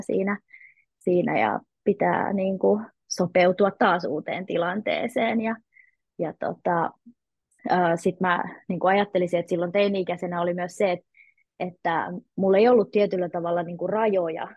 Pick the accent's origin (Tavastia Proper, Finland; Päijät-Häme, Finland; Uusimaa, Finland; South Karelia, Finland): Uusimaa, Finland; Helsinki; moved away as an adult; mä oon syntynyt Helsingissä ja siellä tietenkin mekin ystävystyttiin ja 20-vuotiaaksi asti asuin Helsingissä.